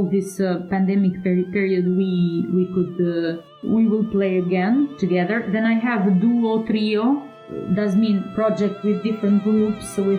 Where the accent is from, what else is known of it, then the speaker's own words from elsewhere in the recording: Kukës, Kukës County, Albania; now in Italy; I founded and directed a festival in Kukës, that is my birthplace